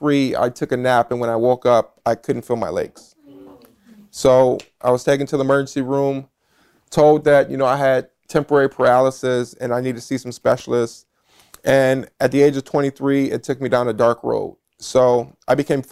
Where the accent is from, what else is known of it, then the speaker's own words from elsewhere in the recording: Toledo, Ohio, United States; I was born and raised here in Toledo, Ohio.